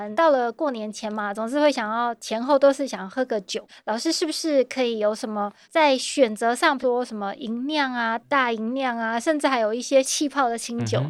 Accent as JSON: {"language": "Chinese", "country": "Taiwan", "said": "像蛮像我们台湾人会做的。"}